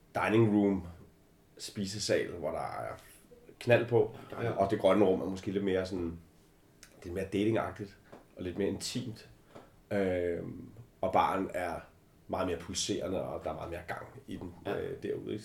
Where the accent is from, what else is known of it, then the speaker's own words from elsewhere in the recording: Albertslund, Capital Region of Denmark, Denmark; Jeg er øh, simpelthen født i Albertslund